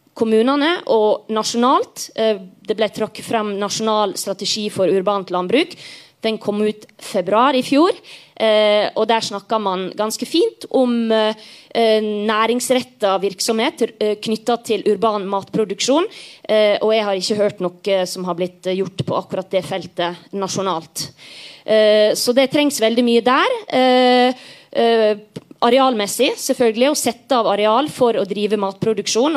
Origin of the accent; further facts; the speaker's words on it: Sunnmøre, Møre og Romsdal, Norway; jeg er jo sunnmøring